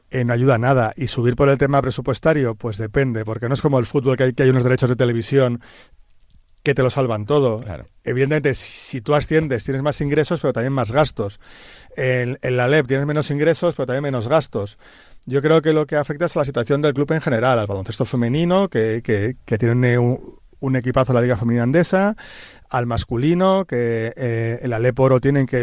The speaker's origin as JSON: {"language": "Spanish", "town": "Tarragona", "region": "Catalonia", "country": "Spain", "moved": "yes", "lives_now": "Madrid, Spain", "said": "desde que me vine de Tarragona a Madrid, que ya ni me acuerdo qué año fue, en el siglo XX."}